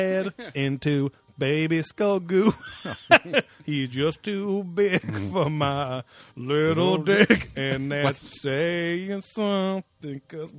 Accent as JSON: {"language": "English", "region": "Louisiana", "country": "United States", "said": "I'm Cajun. I'm a raging Cajun."}